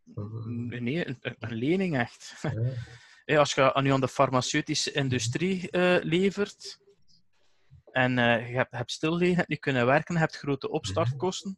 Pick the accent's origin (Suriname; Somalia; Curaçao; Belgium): Belgium; Eeklo, Flanders; bij ons in Eclo, waar ik vanaf kom